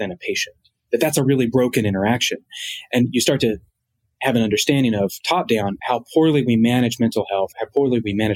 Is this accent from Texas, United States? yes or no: no; Martinsville, Virginia, United States; I'm from a small town called Martinsville, Virginia.